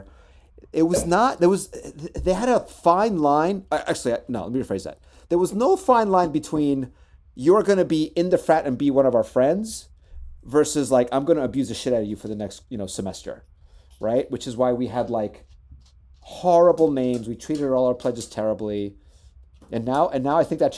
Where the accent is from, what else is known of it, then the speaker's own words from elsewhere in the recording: Chile; moved away; I am from Chile.